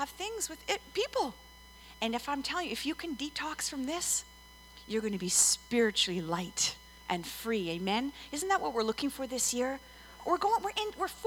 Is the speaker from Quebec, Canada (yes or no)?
yes; Montreal, Quebec, Canada; moved away; I'm originally from Montreal